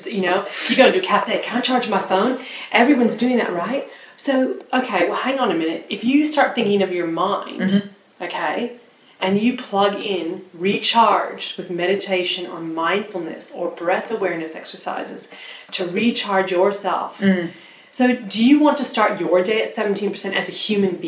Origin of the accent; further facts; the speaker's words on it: United States; now in Australia; I was educated growing up in the States